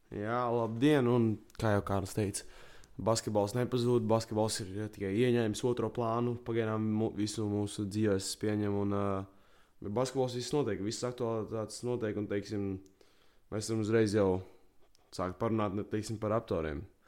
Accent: Latvia; esmu latvietis

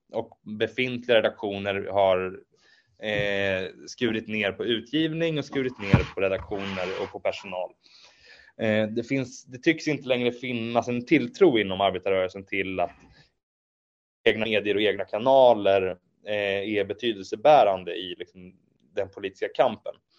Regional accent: Eskilstuna, Södermanland, Sweden; also born or lived in Norrköping; Jag, jag växte upp i eh, Eskilstuna och Nyköping

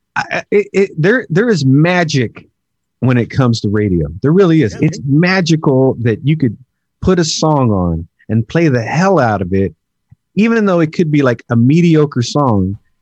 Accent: the Bay Area, California, United States; I'm from the Bay

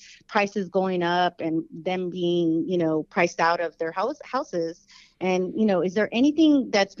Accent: Houston, Texas, United States; now in Pasadena, United States; I'm from the East End as well, Harrisburg and 72nd Street. I went to Briscoe Elementary, Gallegos, Edison Middle School, and Stephen F. Austin High School. So that's my neighborhood. And I don't live there anymore. I live in Pasadena.

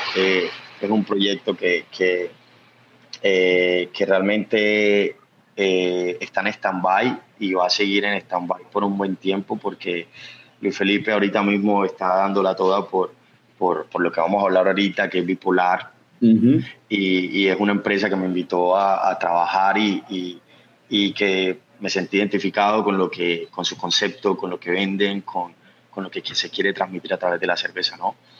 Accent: Planeta Rica, Córdoba, Colombia; now in Medellín, Colombia; yo no nací en Medellín, yo nací en un pueblo que se llama Planeta Rica, Córdoba.

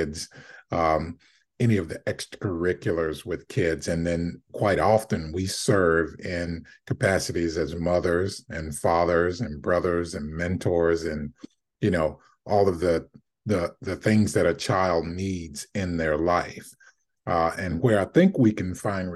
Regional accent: South Carolina, United States; moved away; I'm from South Carolina

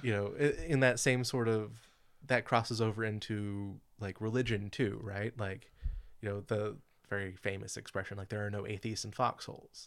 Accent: California, United States; I grew up in Califo-, here in California

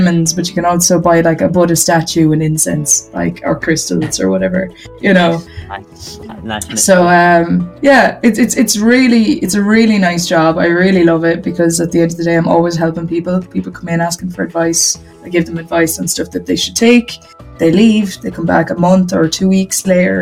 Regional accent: Galway, Connacht, Ireland; I'm from Galway, Ireland

